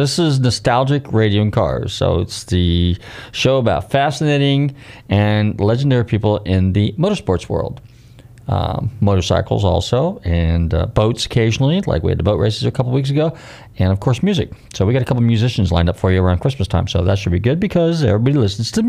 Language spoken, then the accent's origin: English; Bay Area, California, United States; now in Florida, United States; I'm from the Bay Area.